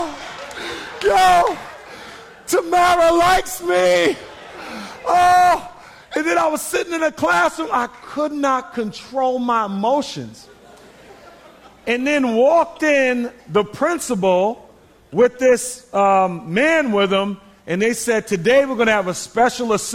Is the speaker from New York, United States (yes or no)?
yes; New York City, New York, United States; I grew up in Queens, New York, in the Hollis area